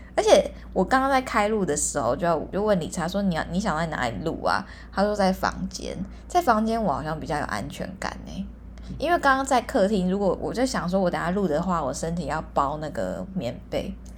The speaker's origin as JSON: {"language": "Chinese", "town": "Hualien", "region": "Hualien County", "country": "Taiwan", "said": "因为我是花莲人嘛，然后我有在那个花莲社团里面"}